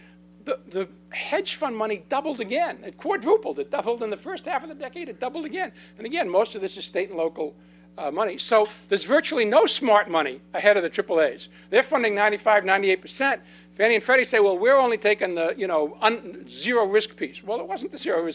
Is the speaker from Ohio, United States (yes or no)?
no; California, United States; I'm from California, which is mostly Spanish